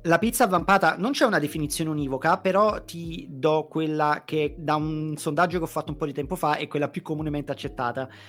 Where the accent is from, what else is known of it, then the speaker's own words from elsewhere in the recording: Naples, Campania, Italy; da napoletano